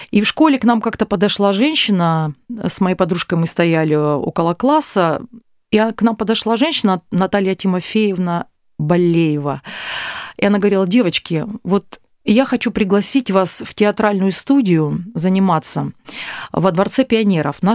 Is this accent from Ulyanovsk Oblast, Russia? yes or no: no; Azov, Rostov Oblast, Russia; born there; А, ну что, родилась я в Ростовской области, в небольшом городе Азове этот город не находится на Азовском море, до Азовского моря.